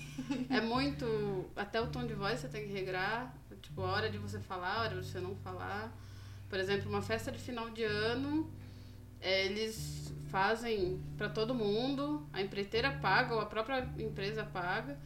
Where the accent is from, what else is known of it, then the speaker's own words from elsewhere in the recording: Brazil; moved away as an adult; also born or lived in Japan; só eu de brasileiro aqui